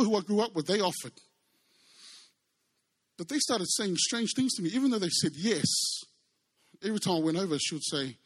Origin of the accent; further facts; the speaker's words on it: New Zealand; I was brought up in New Zealand by Samoan parents.